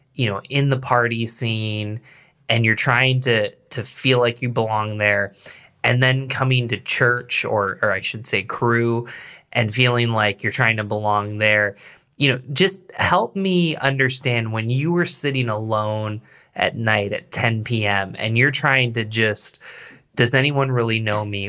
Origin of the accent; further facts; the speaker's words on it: Endicott, New York, United States; moved away as an adult; also born or lived in Philadelphia area; now in Rochester, United States; I grew up in the Binghamton area, actually Endicott, New York